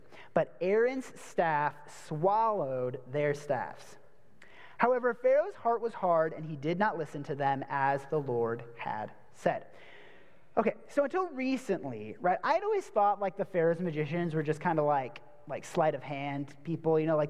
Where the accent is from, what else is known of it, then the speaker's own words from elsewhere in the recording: Wisconsin, United States; So I'm originally from Wisconsin, and I used to say things like bag and tag and magazine, and then people made fun of me, so now I say bag, tag, and magazine.